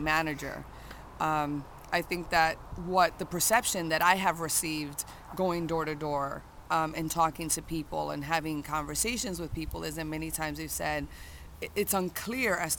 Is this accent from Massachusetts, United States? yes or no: yes; Worcester, Massachusetts, United States; I'm not from Boston. I'm from Worcester